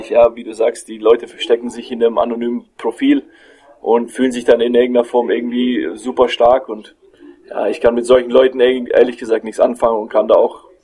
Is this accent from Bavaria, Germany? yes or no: yes; Fürth, Bavaria, Germany; ich bin nach Leverkusen äh, zurück hier in meine Heimat gekommen, nach Fürth